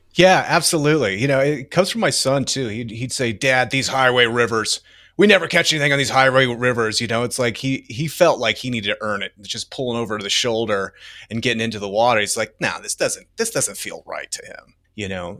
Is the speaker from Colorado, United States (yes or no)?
yes; Denver, Colorado, United States; I'm from Denver. I was born here.